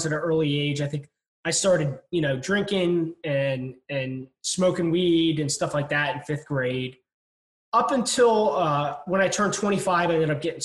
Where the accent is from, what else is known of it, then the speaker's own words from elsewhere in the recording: Delaware County, outside Philadelphia, Pennsylvania, United States; now in St. Petersburg, United States; I was born and raised just outside of Philadelphia, in an area called Delaware County